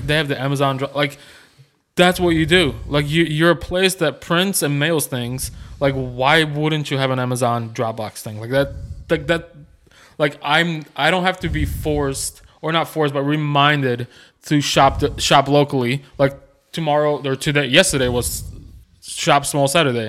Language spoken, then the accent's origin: English; Chicago, Illinois, United States; now in Nolensville, United States; Growing up in Chicago